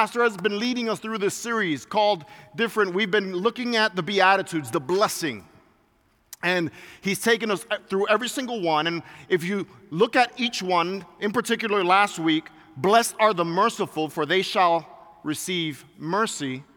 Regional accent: New York City, New York, United States; moved away; also born or lived in Puerto Rico (ancestry); I grew up being in New York City, and I grew up from Puerto Rican descent

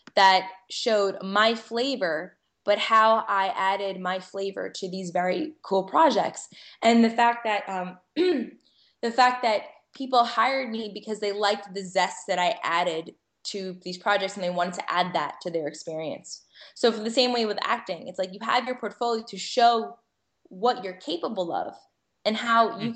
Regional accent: Connecticut, United States; also born or lived in Manhattan, New York; now in New York, United States; I, grew up in Connecticut, as like to say, I was taken hostage and raised in Connecticut

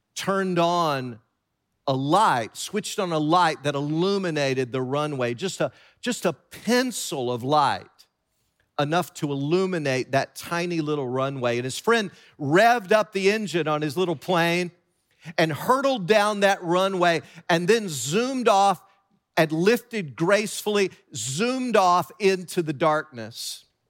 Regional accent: Tennessee, United States; growing up in Tennessee

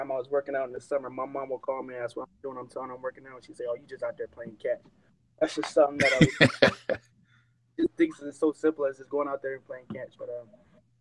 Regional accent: California, United States; I'm from California

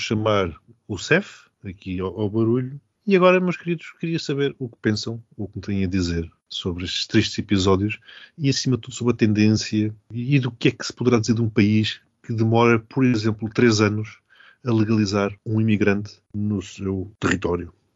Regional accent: Portugal; a minha vergonha enquanto português

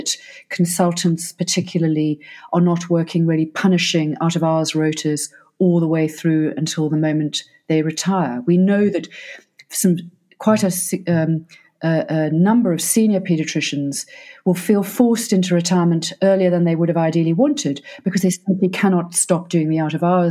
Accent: Cape Town, Western Cape, South Africa; now in United Kingdom; as a South African, and I come from Cape Town

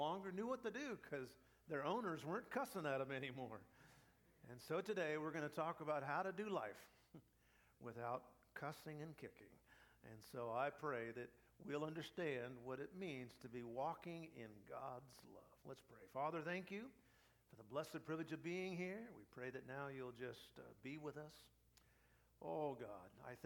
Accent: United States; I'm a pastor from America, preaching here

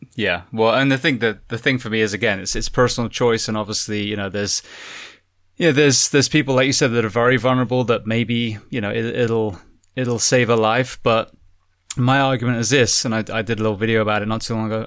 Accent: United Kingdom; moved away; we we as a British

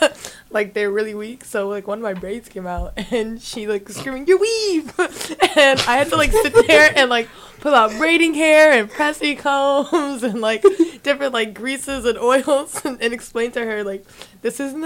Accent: Palmdale, California, United States; moved away; I'm, like, from Palmdale.

